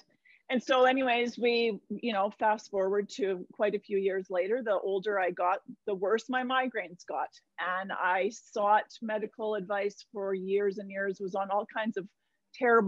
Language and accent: English; Vancouver Island, British Columbia, Canada; now in Alberta, Canada; I grew up on Vancouver Island